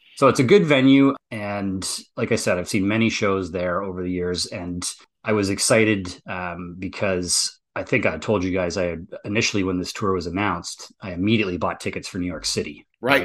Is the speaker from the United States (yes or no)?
no; near Sudbury, Ontario, Canada; a little town up near my hometown called Sudbury